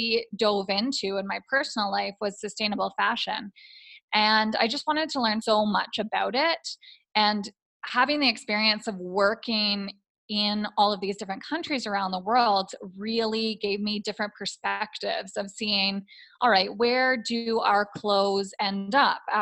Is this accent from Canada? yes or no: yes; Toronto, Ontario, Canada; moved away as an adult; also born or lived in Taiwan / Tanzania; I'm originally from the Toronto area